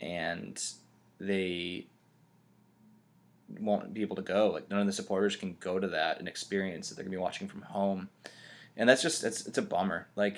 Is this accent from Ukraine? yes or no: no; United States; even as an American